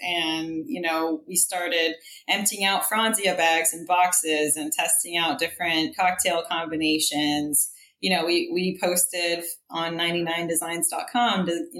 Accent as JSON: {"language": "English", "region": "Texas", "country": "United States", "tie": "born or raised there", "also_born_or_lived": "Middle East", "said": "So I was born in the Middle East right before the Gulf War. My parents were professionals in the Middle East. My dad's from the UK. My mom's from Syria. And we moved around a lot when I was a kid and ended up moving to Texas"}